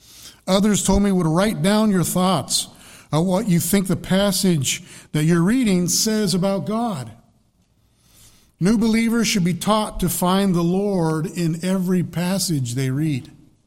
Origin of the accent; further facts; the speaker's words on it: Colorado, United States; because I'm from Colorado, I grew up all my life in Colorado, but I think I've lived longer in New Hampshire now than I did in Colorado.